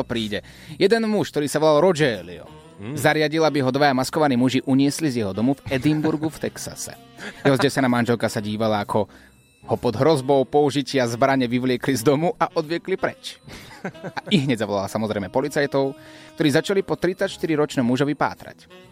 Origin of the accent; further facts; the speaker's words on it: Slovakia; našou krásnou rodnou krajinou